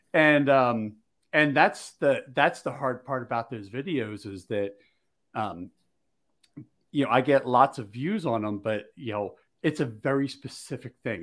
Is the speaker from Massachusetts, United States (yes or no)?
no; Philadelphia, Pennsylvania, United States; I grew up in Philly